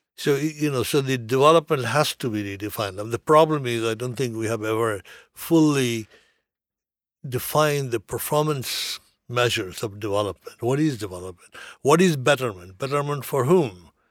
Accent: California, United States; I come from California.

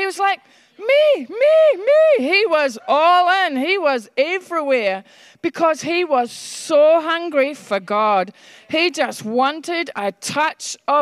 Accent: Scotland, United Kingdom; moved away; I was brought up in Scotland

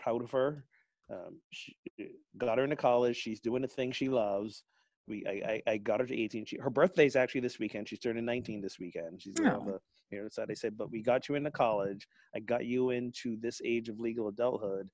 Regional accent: Barbados; moved away; my home country of Barbados

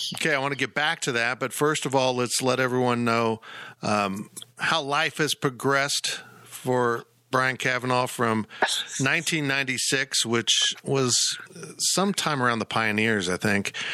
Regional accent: Salina, Kansas, United States; my hometown of Salina, Kansas

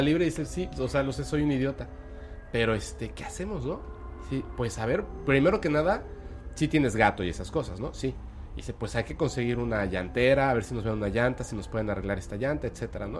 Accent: Mexico; also born or lived in Mérida, Yucatán; yo soy un mexicano que está aquí en Mérida, Yucatán.

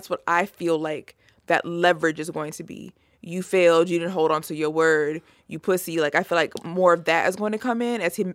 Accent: East Coast, United States; we're from the this, East Coast. Yeah … from Virginia

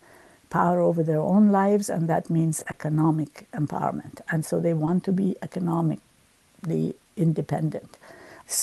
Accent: United States; also born or lived in Iran; I grew up in the United States, going to school here and to university

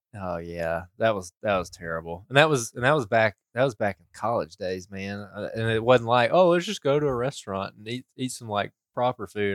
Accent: Alabama, United States; we're from Alabama

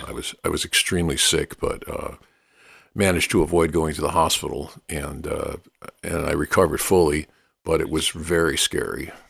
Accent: New York City, New York, United States; growing up in New York, New York's not exactly a blues capital

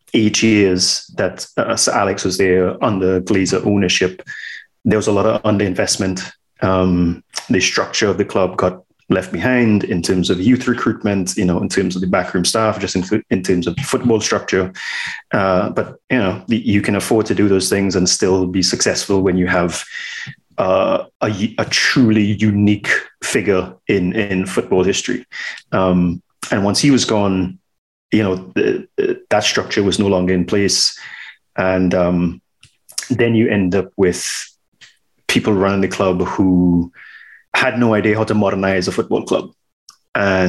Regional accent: Trinidad & Tobago; Born and raised in Trinidad and Tobago

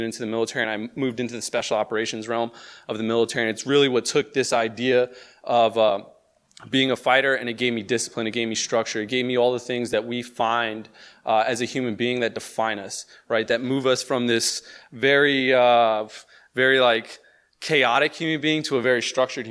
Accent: Elizabeth, New Jersey, United States; I grew up in New Jersey, right across the river, born and raised in Elizabeth, New Jersey

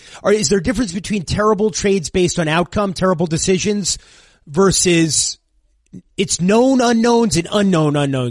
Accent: New York, United States; growing up in New York

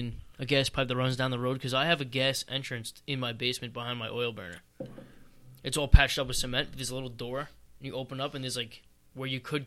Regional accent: Sayville, New York, United States; now in Bayport, United States; I was originally from Sable

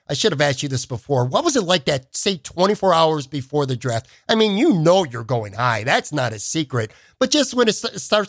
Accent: Buffalo, New York, United States; now in Florida, United States; I'm around the same age as you. I grew up upstate in Buffalo, New York. Like you, I actually live in Florida now too.

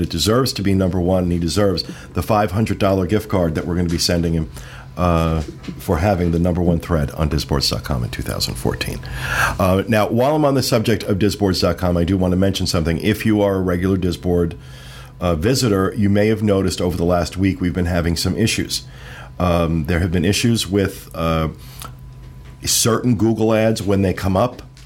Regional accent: Jersey Shore, New Jersey, United States; I grew up on the Jersey Shore

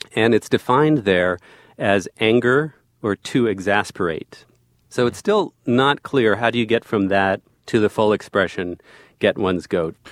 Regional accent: New Jersey, United States; I was also born and raised in New Jersey

